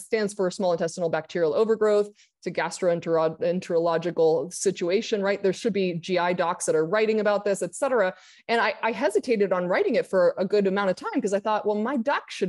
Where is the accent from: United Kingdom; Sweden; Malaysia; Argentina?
Argentina; moved away as an adult; also born or lived in Santa Monica; now in United States; I grew up in Argentina, came back to the US at 21